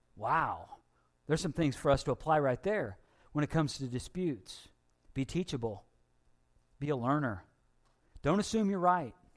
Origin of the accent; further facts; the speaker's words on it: Taylorville, United States; I'm from Taylorville